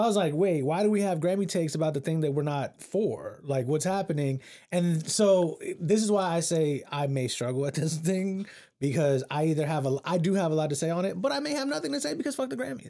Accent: Central Texas, United States; I being raised in Central Texas

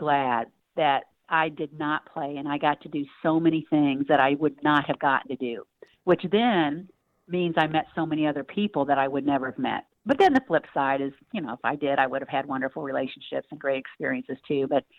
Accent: North Kansas City, Missouri, United States; Yeah, well, I was North Kansas City, and I was, I call it the good old days, you know, just such fond memories

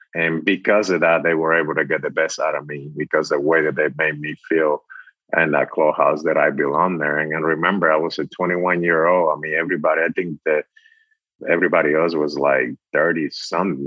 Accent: Dominican Republic; moved away; I was, you know, born and raised in the Dominican Republic

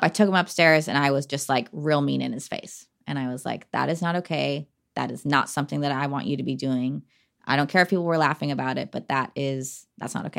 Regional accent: Portland, Oregon, United States; Portland's always home. We're from Portland

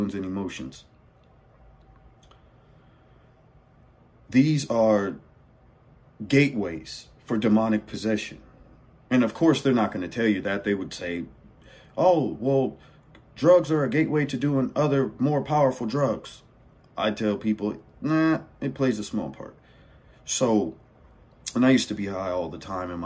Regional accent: California, United States; I'm born and raised in California, by the way, just to let you know, born and raised.

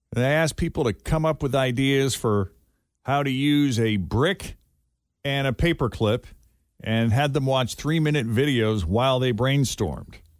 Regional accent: Massachusetts, United States; Growing up in Massachusetts

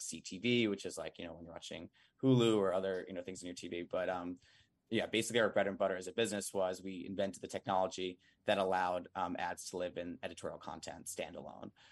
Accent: Long Island, New York, United States; also born or lived in Boston; now in Manhattan, United States; I'm from Long Island, New York.

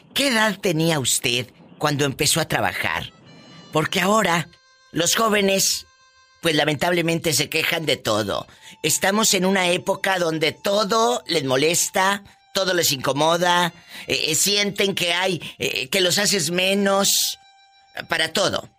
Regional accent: Matamoros, Tamaulipas, Mexico; moved away; en mi tierra, en mi Tamaulipas, querido, en mi Matamoros del alma

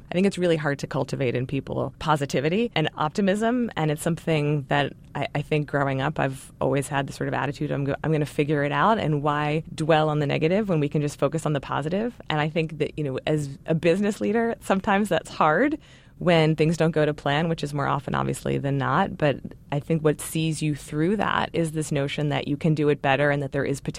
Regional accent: Baltimore, Maryland, United States; I grew up in Baltimore, my mother wanted us to live there and attend an all-girls school

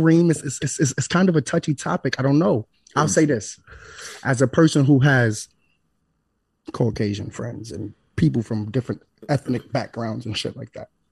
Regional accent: New York City, New York, United States; I'm from East New York. I'm from New Lots

